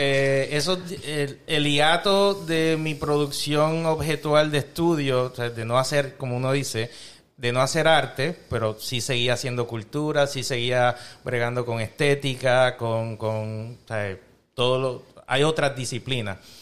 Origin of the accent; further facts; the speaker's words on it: Chicago, Illinois, United States; yo soy mitad colombiano, mitad boricua, nacido y criado aquí